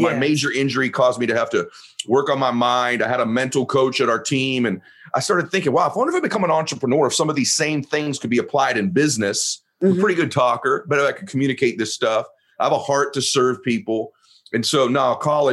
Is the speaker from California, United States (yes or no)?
yes; Southern California, United States; also born or lived in Boston; originally I'm from Boston, but I grew up in Southern Cal. I grew up in Southern California